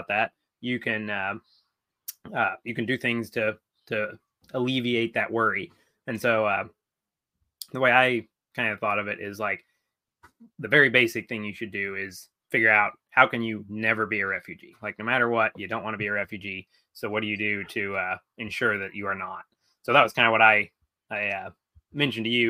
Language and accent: English; United States; as an American, I can travel to a lot of countries, visa free.